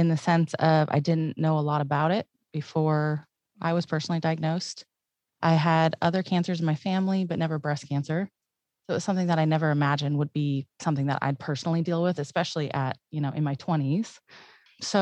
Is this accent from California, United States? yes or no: yes; Paradise, California, United States; I'm from Paradise